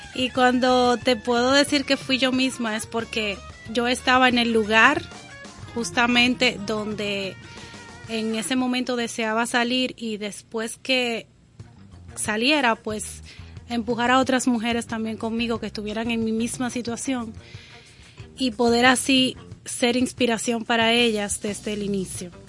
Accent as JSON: {"language": "Spanish", "country": "Dominican Republic", "said": "yo me siento una dominicana orgullosa"}